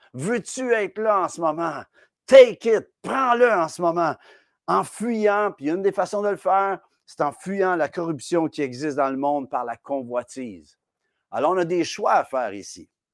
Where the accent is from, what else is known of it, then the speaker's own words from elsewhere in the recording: Quebec, Canada; chez nous, au Québec